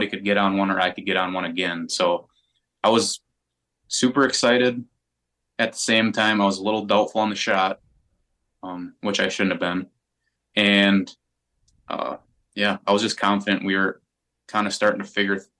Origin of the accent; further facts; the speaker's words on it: Wisconsin, United States; I was brought up in Wisconsin